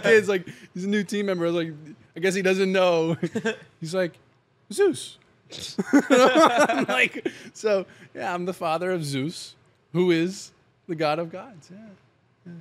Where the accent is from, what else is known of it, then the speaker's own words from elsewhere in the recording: Pennsylvania, United States; moved away; where I grew up in Pennsylvania